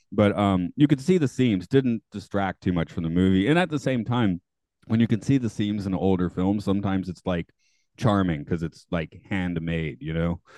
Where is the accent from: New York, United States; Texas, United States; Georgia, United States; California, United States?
Georgia, United States; Atlanta; now in Japan; I'm from Atlanta, which has relatively terrible public transportation.